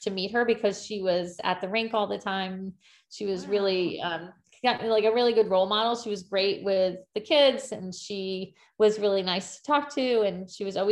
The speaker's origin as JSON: {"language": "English", "town": "Greenwich", "region": "Connecticut", "country": "United States", "tie": "born or raised there", "said": "I grew up here I'm in Connecticut in the United States, and I grew up in Greenwich specifically"}